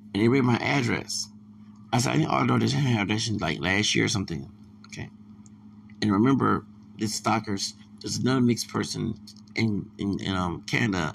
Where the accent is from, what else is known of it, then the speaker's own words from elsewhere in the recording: the South, United States; I'm from the South